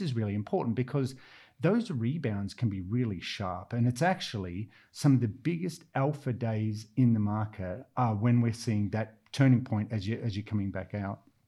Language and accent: English; Australia; accent: Australian; now in London, United Kingdom; I'm Australian from the accent